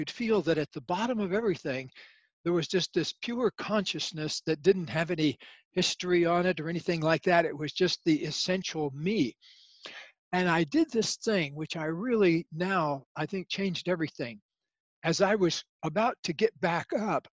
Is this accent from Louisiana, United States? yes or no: no; Leesburg, Florida, United States; My actual origins, I come from a small town in Florida and called Leesburg, Florida